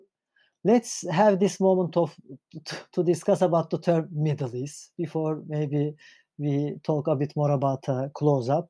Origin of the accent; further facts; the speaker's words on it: Turkey; English is a second language; now in Germany; I'm from Turkey